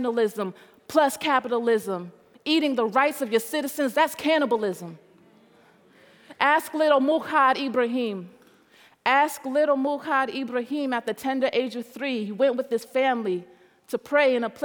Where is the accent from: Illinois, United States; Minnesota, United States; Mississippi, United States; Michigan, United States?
Mississippi, United States; growing up in Mississippi, like we were in a vacuum